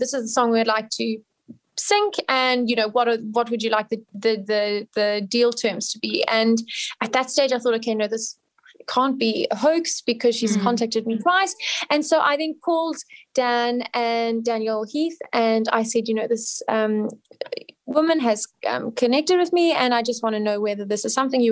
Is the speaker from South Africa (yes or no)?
yes; South Africa; I'm South African